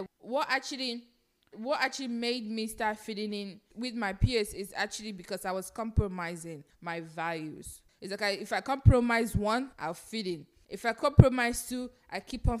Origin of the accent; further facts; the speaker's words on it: Nigeria; now in United States; I grew up in Nigeria